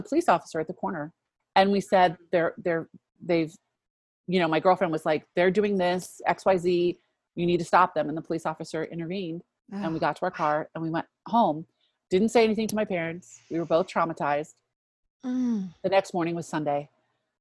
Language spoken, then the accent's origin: English; DC, District of Columbia, United States; I grew up outside of Washington, DC